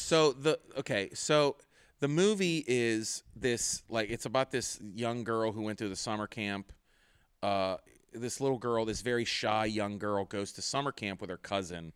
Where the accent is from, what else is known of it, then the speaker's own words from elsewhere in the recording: Pittsburgh, Pennsylvania, United States; I'm from Pittsburgh